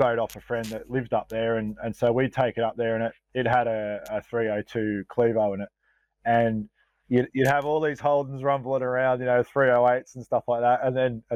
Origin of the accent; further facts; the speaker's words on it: Glenrowan, Victoria, Australia; I grew up in Glen Rowan